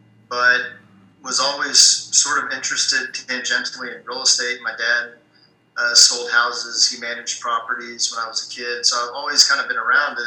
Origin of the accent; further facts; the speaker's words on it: Houston, Texas, United States; also born or lived in Austin; born and raised in Houston